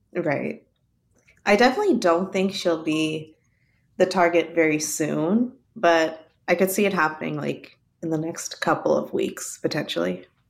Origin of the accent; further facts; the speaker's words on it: Arkansas, United States; I'm from Arkansas